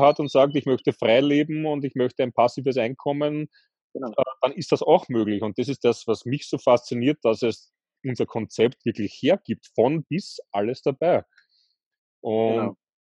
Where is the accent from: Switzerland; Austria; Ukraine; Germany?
Austria; bei uns in Österreich ist es üblich